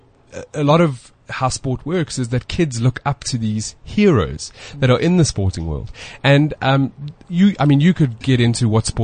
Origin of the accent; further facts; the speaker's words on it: South Africa; As a South African